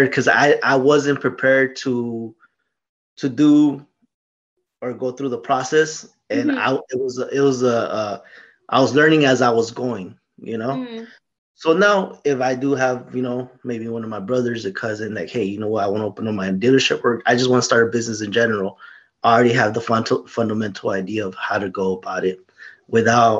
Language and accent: English; Lamont, California, United States; also born or lived in Bakersfield, California; I grew up in Lamont area, Wepatch area.